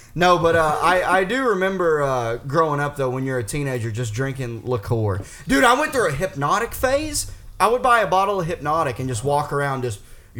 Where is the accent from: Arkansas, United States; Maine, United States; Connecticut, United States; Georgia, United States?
Arkansas, United States; I grew up in Arkansas.